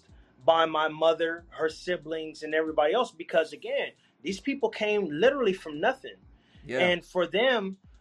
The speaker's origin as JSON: {"language": "English", "town": "Los Angeles", "region": "California", "country": "United States", "tie": "born or raised there", "said": "smoking fish in my backyard on Crenshaw, you know what I'm saying? This is middle of South Central"}